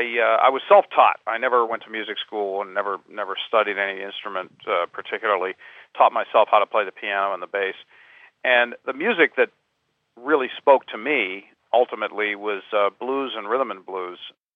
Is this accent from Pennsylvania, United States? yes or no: yes; Pittsburgh, Pennsylvania, United States; Growing up in the States, going down to the movie houses where I lived in Pittsburgh, which is where I grew up